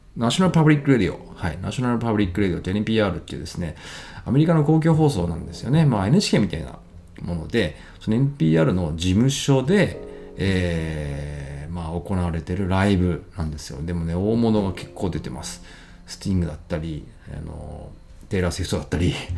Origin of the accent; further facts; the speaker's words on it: Ibaraki, Japan; now in Tsukuba, Japan; 茨城県出身なんですけれども